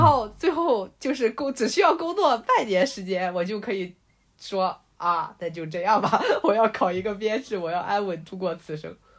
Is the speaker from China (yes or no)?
yes; Linyi, Shandong, China; also born or lived in Lanzhou; 像在山东临沂这个地方